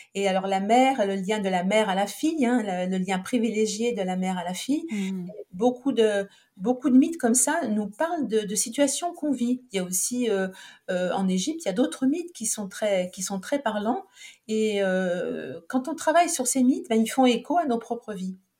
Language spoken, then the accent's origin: French; Saint-Étienne, Auvergne-Rhône-Alpes, France; moved away as an adult; also born or lived in Montpellier; je suis née à Saint-Étienne